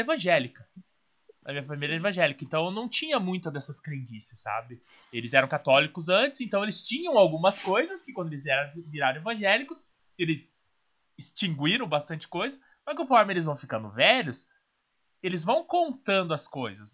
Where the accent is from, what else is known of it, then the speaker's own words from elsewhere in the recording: Curitiba, Paraná, Brazil; nasci em Curitiba